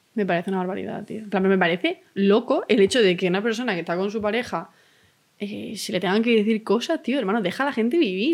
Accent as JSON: {"language": "Spanish", "town": "Málaga", "region": "Andalusia", "country": "Spain", "said": "Yo es que vengo del centro de Málaga"}